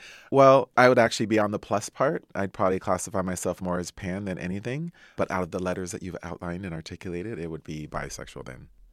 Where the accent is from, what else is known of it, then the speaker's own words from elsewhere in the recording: Anaheim, California, United States; I grew up in Anaheim, California.